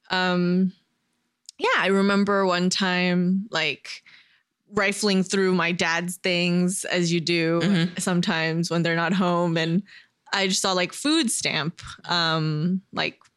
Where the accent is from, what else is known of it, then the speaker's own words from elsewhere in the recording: Downey, California, United States; also born or lived in Fayetteville, North Carolina; when I was a kid, um, grew up in LA, mm-hmm. uh, close to Koreatown, actually in Downey, California.